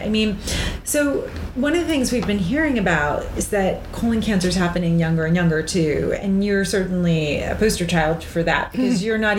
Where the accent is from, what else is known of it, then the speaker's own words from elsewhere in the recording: Cape Cod, Massachusetts, United States; I grew up on Cape Cod